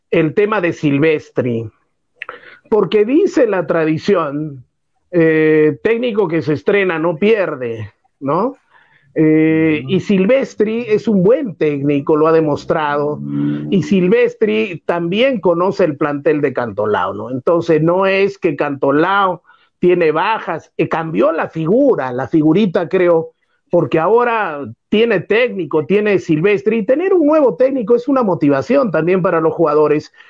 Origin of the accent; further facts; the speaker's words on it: Socabaya, Arequipa, Peru; also born or lived in Mollendo; Mi padre en la tercera cuadra de la calle Comercio vivía, y yo también ah, soy de Socabaya